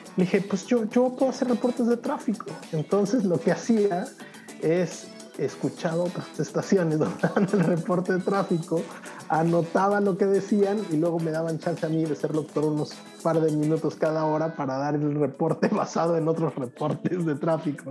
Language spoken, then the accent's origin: Spanish; Mexico; moved away as an adult; now in Europe; yo siempre me he sentido muy orgulloso de ser mexicano